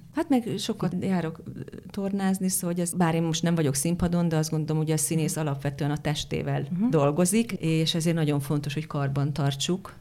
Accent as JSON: {"language": "Hungarian", "country": "Hungary", "accent": "Hungarian", "said": "az én kiejtésem, de hát hogy miért ne lehetne az, hogy ugye Bécsben játszódik ez a film, hogy akkor hát egy magyar nő Bécsben miért ne élhetne, és akkor lehet Simán. a magyar akcentus."}